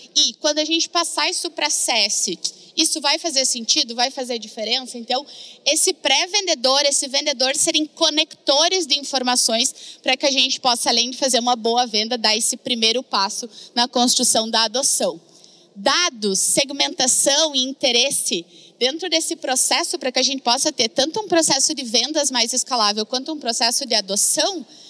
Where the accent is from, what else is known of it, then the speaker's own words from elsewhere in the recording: Rio Grande do Sul, Brazil; accent: gaúcho; moved away; also born or lived in Florianópolis; Não sei se vocês já perceberam pelo sotaque, mas uma gaúcha que já andou por todo que lado, mas o sotaque ele não me deixa.